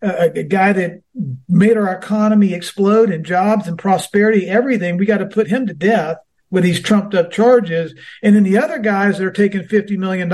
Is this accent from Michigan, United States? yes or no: no; Georgia, United States; my home state